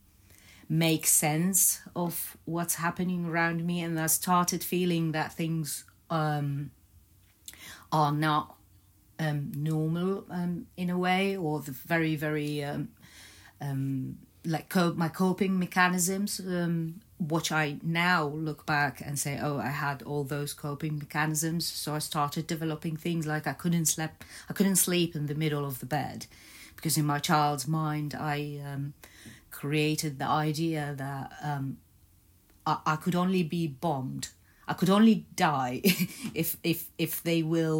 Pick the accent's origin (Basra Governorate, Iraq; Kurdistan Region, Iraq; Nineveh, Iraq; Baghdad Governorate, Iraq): Baghdad Governorate, Iraq; Baghdad; moved away; also born or lived in Egypt / Netherlands; I was born in Baghdad, and as a one-year-old, we moved to Egypt, where I lived for a couple of years